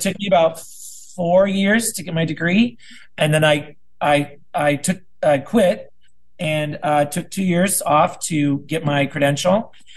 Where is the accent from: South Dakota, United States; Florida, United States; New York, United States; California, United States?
South Dakota, United States; now in Burbank, United States; I'm originally from South Dakota. I lived there, grew up there, went to school there